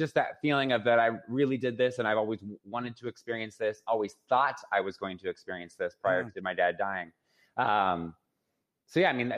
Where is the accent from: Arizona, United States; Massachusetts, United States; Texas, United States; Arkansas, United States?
Arizona, United States; Phoenix; I was born and raised in Phoenix, Arizona.